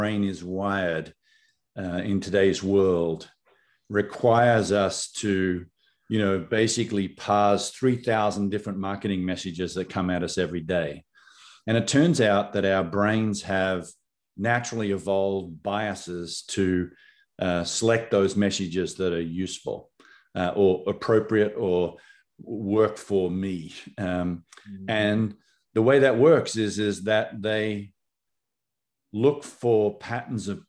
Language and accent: English; Australia; moved away as an adult; now in United States; Born in Australia